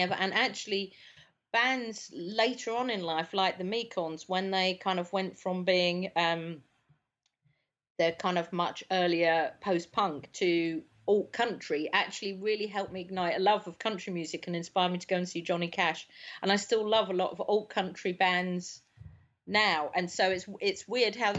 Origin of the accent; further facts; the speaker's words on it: London, United Kingdom; I grew up in South London